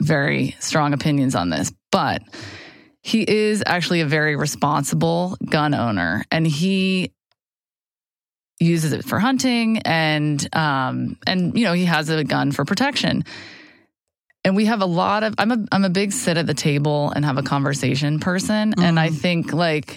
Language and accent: English; Atlanta, Georgia, United States; also born or lived in Boston, Massachusetts; I was born in Boston, but grew up in Atlanta